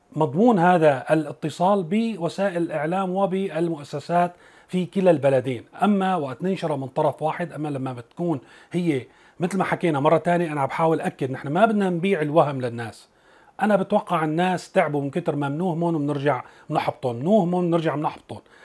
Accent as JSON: {"language": "Arabic", "country": "Syria", "said": "نحن بسوريا يلي من سوريا"}